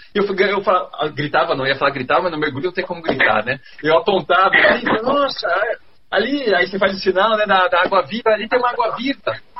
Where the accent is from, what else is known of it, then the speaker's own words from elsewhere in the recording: Campinas, São Paulo, Brazil; Eu nasci em Campinas, São Paulo. Eu morava numa casa